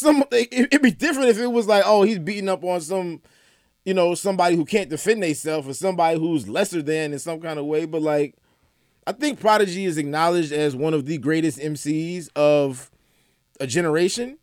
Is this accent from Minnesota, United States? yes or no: no; Atlanta, Georgia, United States; also born or lived in Saint Louis, Missouri; I was born in Saint Louis. I grew up in Atlanta. I moved to Atlanta when I had just turned thirteen